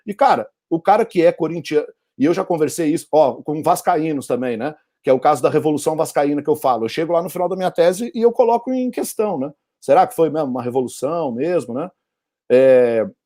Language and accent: Portuguese; Portugal; perguntou onde você nasceu. Ah, eu sou português.